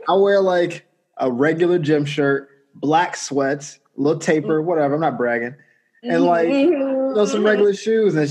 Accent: Jacksonville, Florida, United States; moved away as an adult; also born or lived in Gainesville, Florida / Orlando, Florida / Miami, Florida; now in Los Angeles, United States; I'm from the South originally, so I know, like, I grew up in Duval, not that far from Atlanta

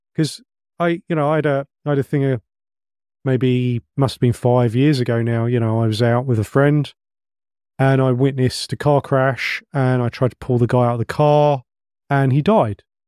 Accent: England, United Kingdom; we're English

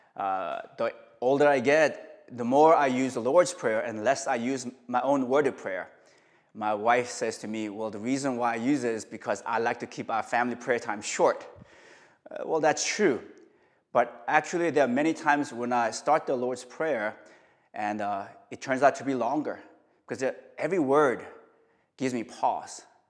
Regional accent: South Korea; now in New York, United States; I'm from Korea

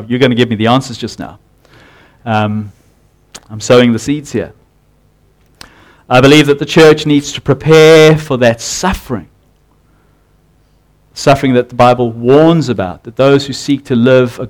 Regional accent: South Africa; now in New Zealand; I'm from South Africa, and in South Africa we had a naming convention

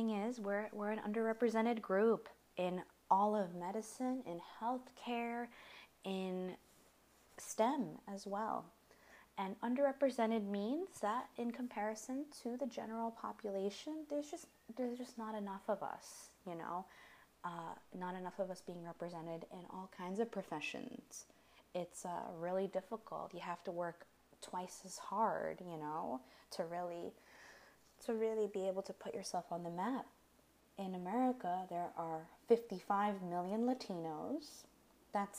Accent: United States; We're American.

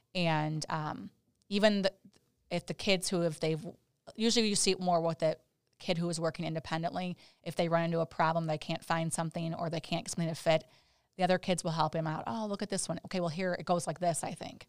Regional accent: Chicago, Illinois, United States; being in Chicago, my, grew up here too

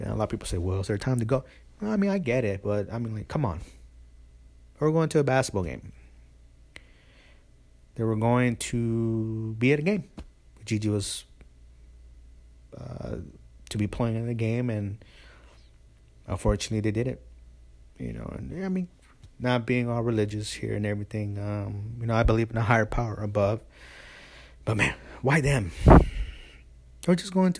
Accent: the Bay Area, California, United States; I'm from the Bay Area

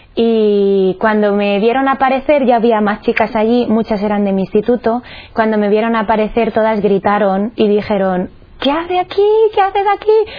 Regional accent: Cuenca, Castilla-La Mancha, Spain; soy de Cuenca

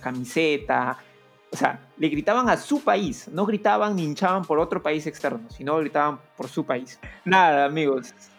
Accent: Peru; todos los peruanos somos eso, peruanos iguales.

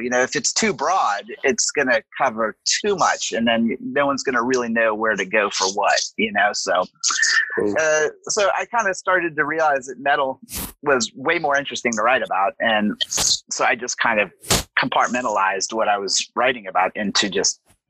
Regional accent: Southern US, United States; And then, you know, I'm from the South. So, you know, why not?

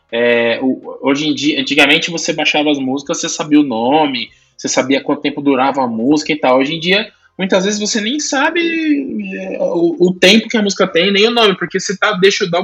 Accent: Brazil; a gente é brasileiro

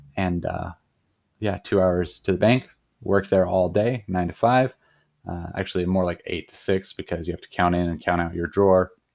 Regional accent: Sandpoint, Idaho, United States; moved away as an adult; also born or lived in Colorado; I grew up in Idaho, so, like, North Idaho

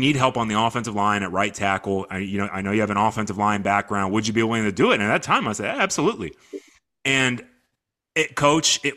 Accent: Sugar Land, Texas, United States; I'm from Sugar Land, Texas. I played at Fort Bend Austin High School.

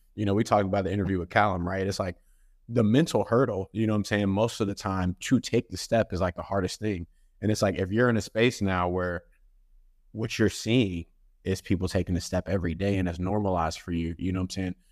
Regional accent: Dallas, Texas, United States; I'm originally from Dallas, Texas

